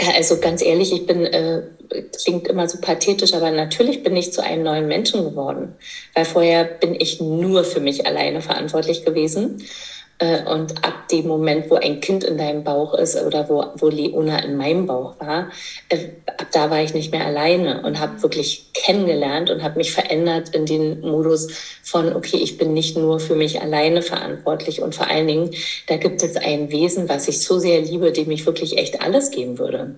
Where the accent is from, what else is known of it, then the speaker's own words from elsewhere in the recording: East Germany, Germany; ich komme aus dem Osten, das heißt, äh, Geburtshilfe gab es ja bei uns nur im Kreissaal